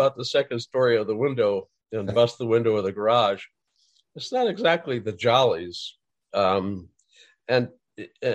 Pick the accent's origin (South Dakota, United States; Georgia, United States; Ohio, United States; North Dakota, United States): North Dakota, United States; Fargo; I grew up in Fargo.